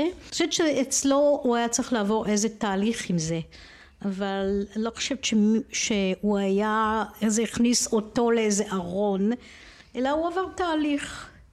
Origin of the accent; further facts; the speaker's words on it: Israel; אני גדלתי בסביבה בקיבוץ